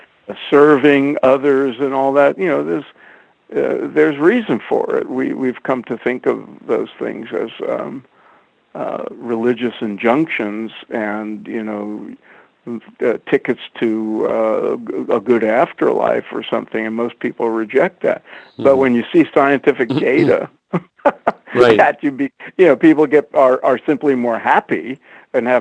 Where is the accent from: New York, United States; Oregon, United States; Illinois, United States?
New York, United States; New York City; I was out in the streets of Brooklyn most, you know, after school for almost every day.